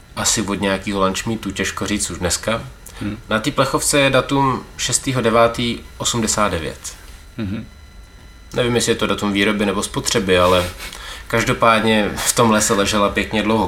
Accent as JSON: {"language": "Czech", "country": "Czechia"}